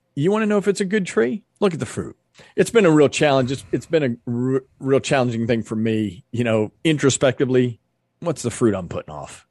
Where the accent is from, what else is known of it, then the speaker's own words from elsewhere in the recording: United States; We as Americans